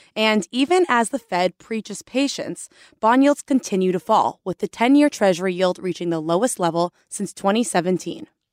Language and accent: English; South Florida, United States; I am from South Florida as well